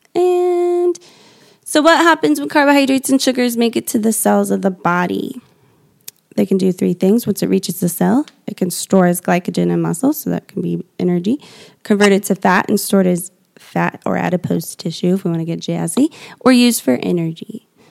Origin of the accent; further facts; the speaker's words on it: Indiana, United States; our family, we're from Indiana